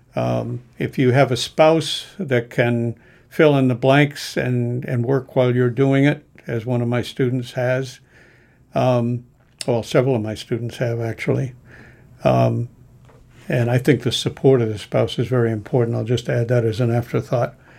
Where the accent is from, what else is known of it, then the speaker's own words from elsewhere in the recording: New England, United States; I grew up in New England